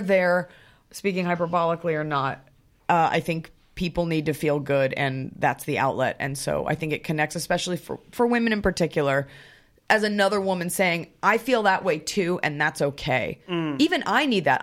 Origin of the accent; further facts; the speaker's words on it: Dallas, Texas, United States; now in California, United States; I grew up in Dallas, Texas